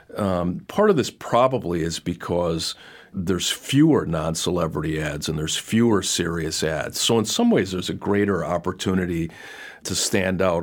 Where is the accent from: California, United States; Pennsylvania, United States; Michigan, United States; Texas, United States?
Michigan, United States; Detroit; I'm from Detroit